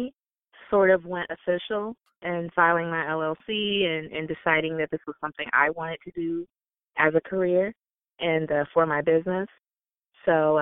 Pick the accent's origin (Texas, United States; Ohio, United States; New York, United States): Ohio, United States; Canton; also born or lived in Alabama / North Carolina; I grew up in Canton, which is where the Football Hall of Fame is